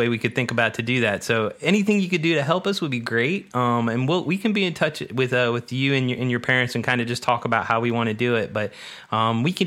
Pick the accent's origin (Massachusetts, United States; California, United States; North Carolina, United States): North Carolina, United States; Charlotte; I was born and raised in Charlotte